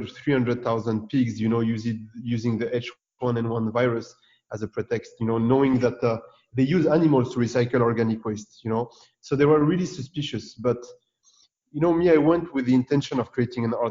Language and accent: English; France; I'm born and raised in France, you know, from Tunisian parents